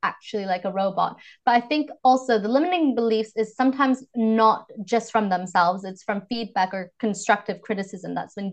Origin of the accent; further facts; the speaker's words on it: Vancouver, British Columbia, Canada; accent: North American; moved away as an adult; now in London, United Kingdom; I'm originally from Vancouver, Canada, but I moved to the UK, London, about exactly over 7 years ago.